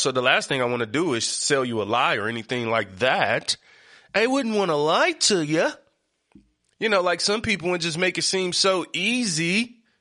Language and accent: English; Detroit, Michigan, United States; I come from Seven Mile East Side